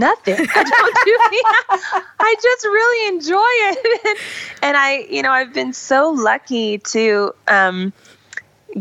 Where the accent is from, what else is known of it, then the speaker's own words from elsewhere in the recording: Iowa City, Iowa, United States; I grew up in Iowa City, Iowa, so it was sort of a rural, like, farm area